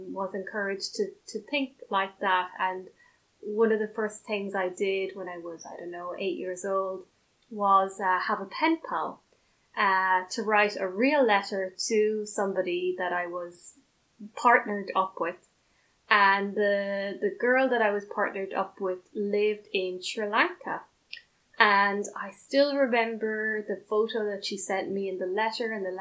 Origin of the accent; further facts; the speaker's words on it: Ireland; first language English; also born or lived in China / Belgium / France; I am originally from Ireland. I speak English as my first language.